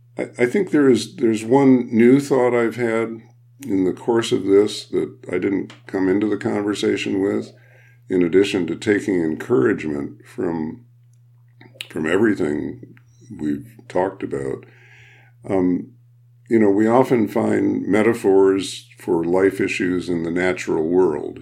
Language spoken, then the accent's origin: English; Midwest, United States; I'm a Midwesterner